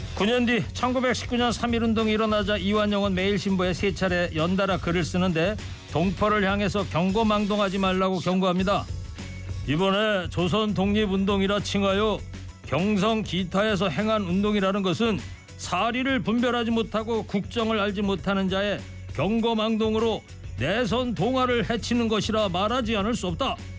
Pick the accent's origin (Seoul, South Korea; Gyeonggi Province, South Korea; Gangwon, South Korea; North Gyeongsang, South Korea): Gyeonggi Province, South Korea; Anseong; 제 고향 경기도 안성 집 바로 앞에도요 철도길이 있는데